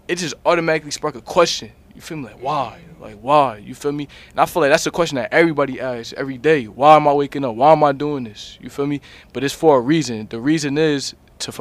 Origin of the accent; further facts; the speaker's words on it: New Jersey, United States; I'm from Jersey. You know what I mean? That's my home